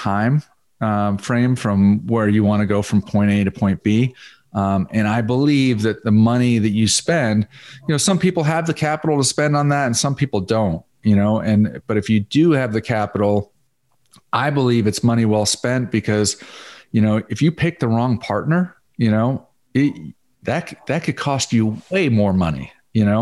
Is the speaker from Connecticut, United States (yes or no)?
yes; Connecticut, United States; also born or lived in South Florida; now in Dallas, United States; I grew up in Connecticut